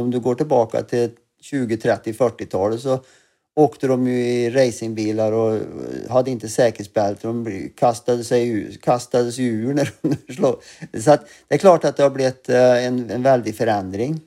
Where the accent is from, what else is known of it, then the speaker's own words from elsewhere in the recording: Glava, Värmland, Sweden; also born or lived in Arvika; now in London, United Kingdom; jag var född i Arvika och bodde i Glava, eller Glava glasbruk som det heter, eh, där mina föräldrar för övrigt fortfarande bor kvar i samma hus